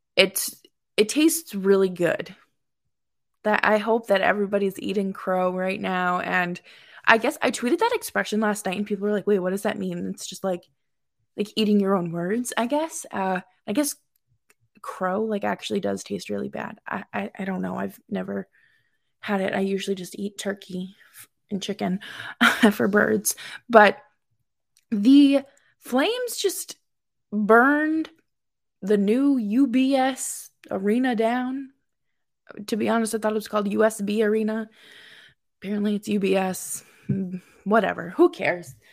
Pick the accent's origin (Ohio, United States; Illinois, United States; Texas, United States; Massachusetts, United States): Massachusetts, United States; Boston; moved away as an adult; also born or lived in upstate New York; now in New York, United States; I am from Boston, born and raised, moved to upstate New York uh, two years ago